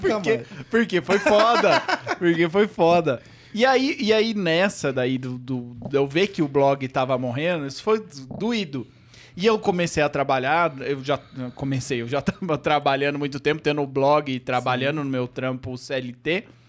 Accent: Avaré, São Paulo, Brazil; moved away as an adult; now in São Paulo, Brazil; eu nasci em São Paulo, mas eu fui com um, ah, é. um ano de idade, eu fui para uma cidade do interior chamada Avaré

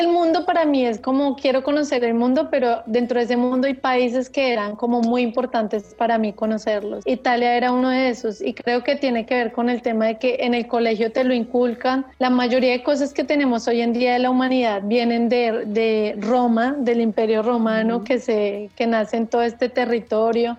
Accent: Colombia; moved away as an adult; also born or lived in Argentina; now in Italy; mi país, Colombia

